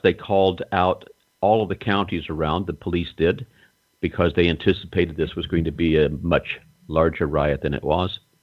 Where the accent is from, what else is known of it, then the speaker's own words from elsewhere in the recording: North Carolina, United States; I grew up in North Carolina in a small town